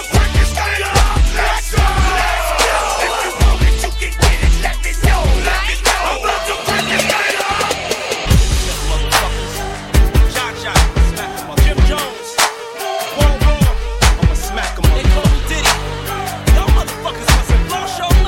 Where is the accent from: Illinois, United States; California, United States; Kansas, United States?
Illinois, United States; Chicago; I'm from Chicago.